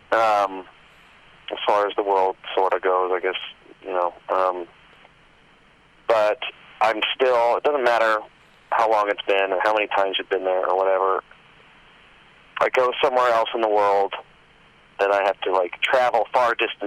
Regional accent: Southern California, United States; Southern California, where I, where I live. It's very much like this place, Temecula, which is 30 minutes from where I live, or 45 or so minutes from where I grew up.

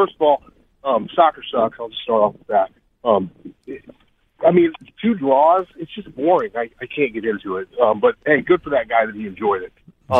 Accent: Midwest, United States; I'm from here. I grew up in the Midwest

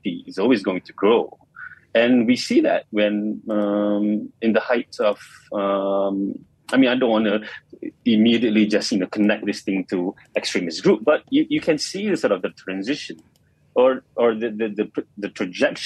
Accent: Malaysia; being Malaysian

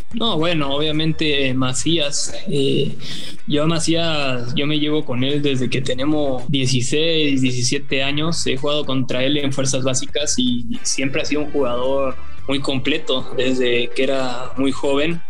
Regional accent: Mexico; also born or lived in Argentina; Yo desde los cuatro años que estoy viviendo aquí y la verdad es que yo ya me siento más mexicano que argentino

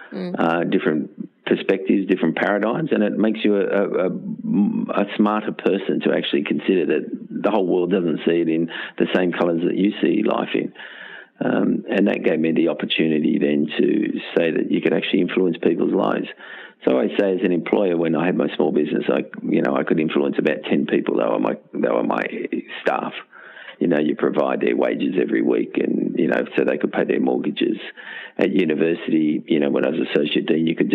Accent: Castle Hill, New South Wales, Australia; Grew up at Castle Hill, went to Castle Hill Infants, Castle Hill Public School, Castle Hill High School

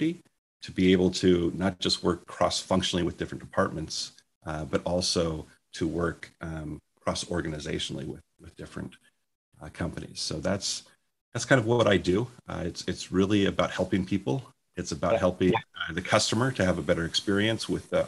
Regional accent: Portland, Oregon, United States; now in Seattle, United States; I was born in Portland, Oregon a few years ago

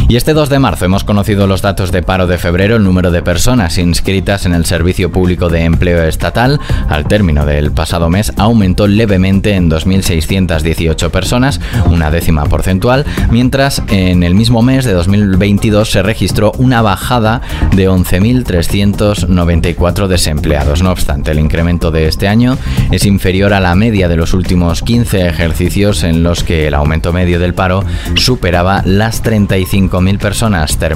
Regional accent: Andalusia, Spain; Miren, yo vengo de Andalucía, como ustedes saben. En Andalucía, después de 40 años de socialismo, Hemos visto de todo.

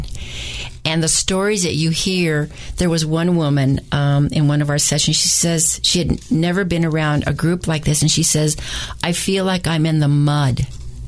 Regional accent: New Mexico, United States; I'm from New Mexico, so that's really ingrained in me about language and who we are as a great people

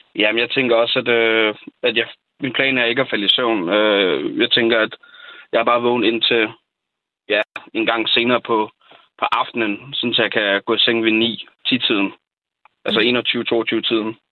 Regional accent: Falster, Zealand, Denmark; Jeg er selv fra Falster

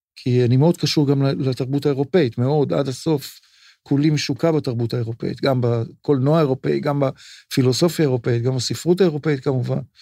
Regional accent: Tel Aviv, Tel Aviv District, Israel; אני גדלתי מגיל תשע בצפון תל אביב

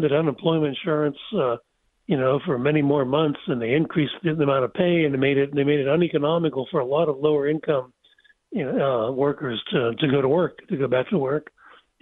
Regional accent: Pennsylvania, United States; I'm from Pennsylvania

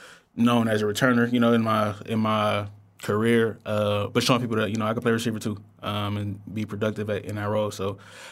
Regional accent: California, United States; growing up in the Bay, I've been, you know, being able to witness it for a while.

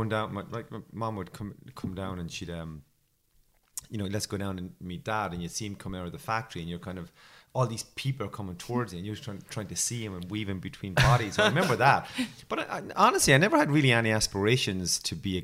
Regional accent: Waterford, Munster, Ireland; accent: Irish; I'm from Waterford, the place where they make the crystal.

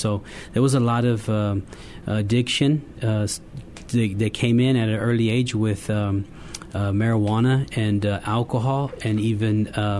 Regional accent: California, United States; We were raised in California in different years in school. Every school year was a different school.

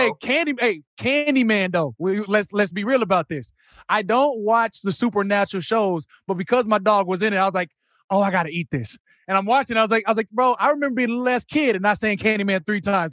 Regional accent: Arizona, United States; moved away; I'm coming from Arizona

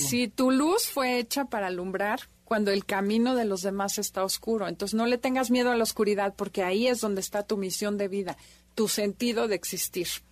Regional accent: Mexico; como mexicanos nueve que somos en general

